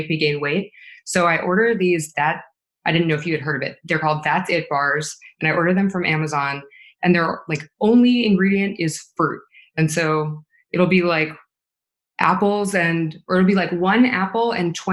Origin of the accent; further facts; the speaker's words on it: Calabasas, California, United States; I'm from Calabasas